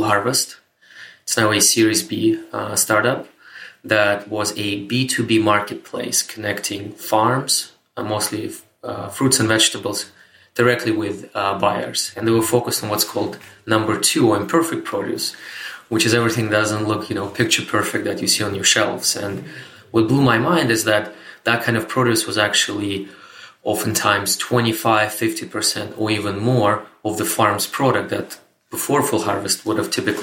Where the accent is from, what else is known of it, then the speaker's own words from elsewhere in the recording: Moscow, Russia; moved away as an adult; also born or lived in Canada; I was born and raised in Moscow, Russia, but I moved to Canada, North America in 2007